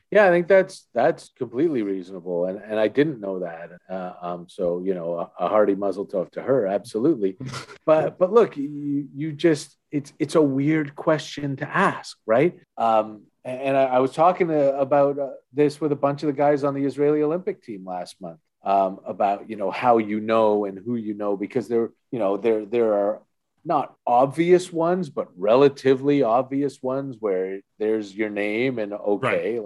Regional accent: Toronto, Ontario, Canada; I'm from Toronto, born and raised.

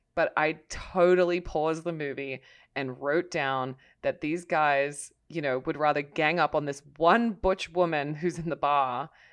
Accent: Australia; as an Australian

